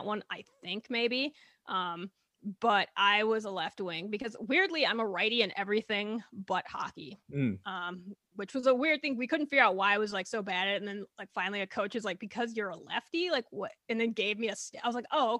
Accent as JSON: {"language": "English", "region": "Minnesota", "country": "United States", "said": "as a Minnesotan"}